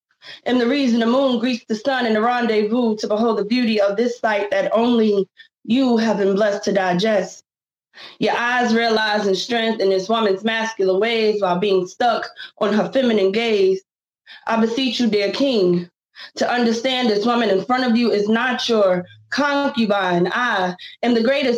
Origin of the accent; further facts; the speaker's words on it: New Jersey, United States; also born or lived in New York / Pennsylvania; now in Virginia, United States; growing up in New Jersey, New York, PA